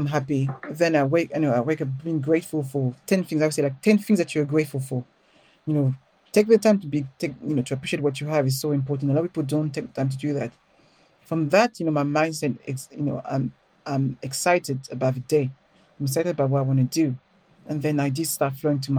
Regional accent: Paris, Île-de-France, France; accent: French; English is a second language; moved away as an adult; now in London, United Kingdom; I grew up in Paris, but I grew up in a ghetto

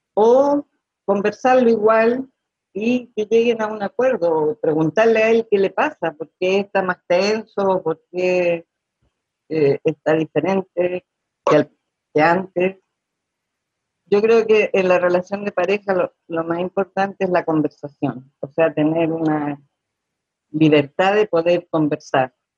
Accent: Chile; soy chilena

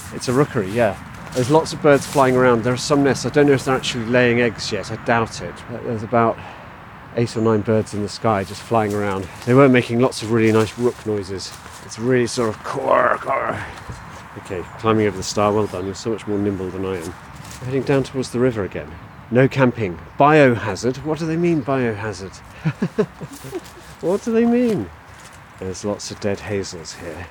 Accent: Somerset, South West England, United Kingdom; moved away; I grew up in Somerset, very rural county

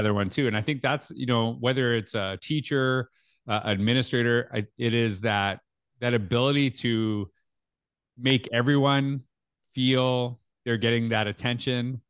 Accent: Canada; accent: Canadian

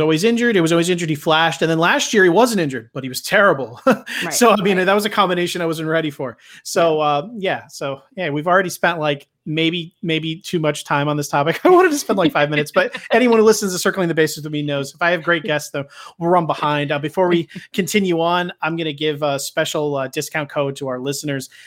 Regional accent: Philadelphia, Pennsylvania, United States; I grew up here in Philly

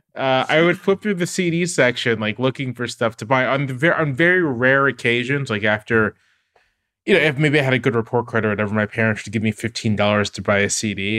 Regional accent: Virginia Beach, Virginia, United States; I grew up in Virginia Beach, Virginia. My parents were in the military.

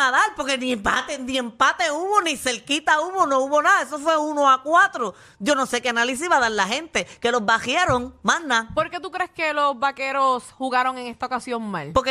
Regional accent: Mayagüez, Puerto Rico; soy de Mayagüez y mi equipo se eliminó desde el principio.

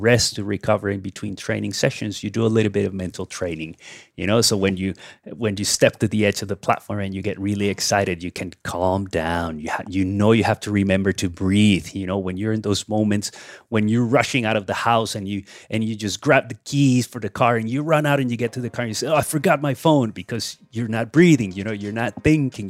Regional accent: Cali, Valle del Cauca, Colombia; here in Cali, my hometown

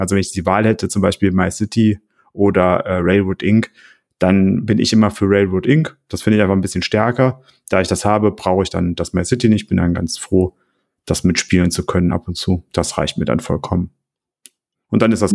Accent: Oberbergisches Land, North Rhine-Westphalia, Germany; als Oberberger

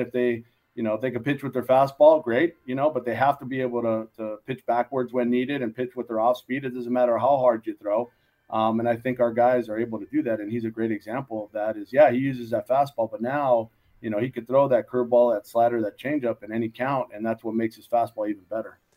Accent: Los Angeles, California, United States; also born or lived in Moraga, California; this is back home for us. We're from the San Gabriel Valley here

